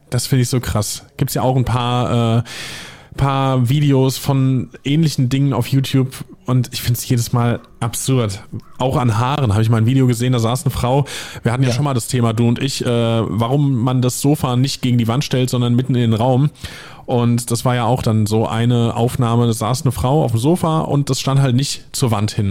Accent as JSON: {"language": "German", "region": "Hesse", "country": "Germany", "accent": "Hessian (Rhein-Main, near the Palatinate border)", "said": "Da merkt man den Hessen übrigens in mir."}